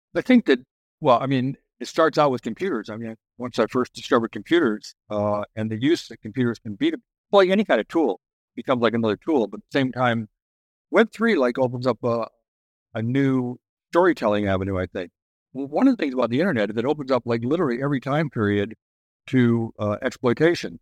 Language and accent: English; Oceanside, California, United States; I grew up in Oceanside